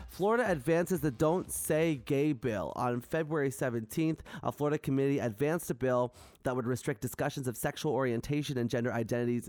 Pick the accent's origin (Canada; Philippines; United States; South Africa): Canada; I love being Canadian.